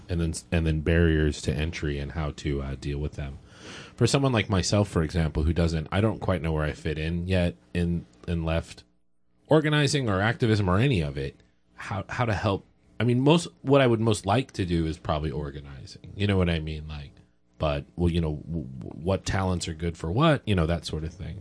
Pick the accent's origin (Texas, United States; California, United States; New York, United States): Texas, United States; now in Oregon, United States; I'm from Texas